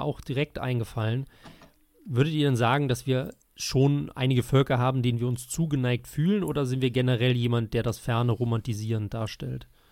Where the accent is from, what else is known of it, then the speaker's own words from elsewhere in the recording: Germany; als Deutscher